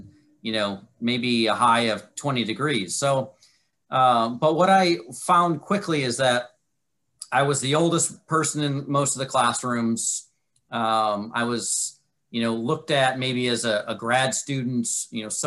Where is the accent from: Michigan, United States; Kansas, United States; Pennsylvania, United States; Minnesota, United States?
Michigan, United States; moved away as an adult; I'm from Michigan originally.